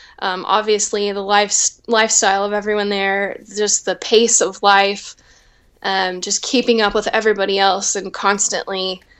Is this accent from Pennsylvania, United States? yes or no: no; Oklahoma, United States; moved away as an adult; also born or lived in Nashville; now in Los Angeles, United States; I grew up in Oklahoma